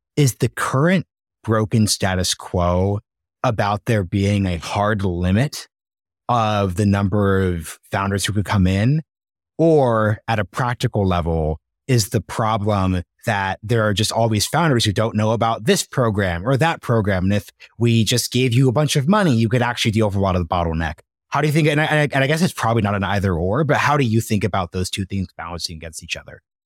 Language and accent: English; United States; being born in the United States